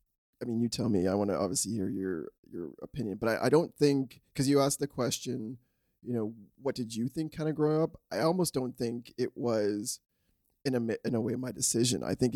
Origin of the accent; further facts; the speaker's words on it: Scarborough, Ontario, Canada; growing up kind of where I grew up in Scarborough, there was a lot of different cultures and diverse cultures.